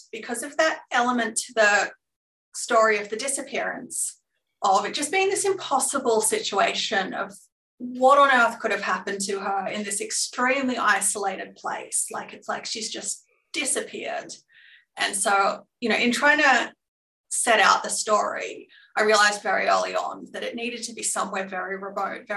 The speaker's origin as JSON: {"language": "English", "town": "Glenrowan", "region": "Victoria", "country": "Australia", "tie": "born or raised there", "said": "I certainly drew on those experiences growing up in Glenrowan"}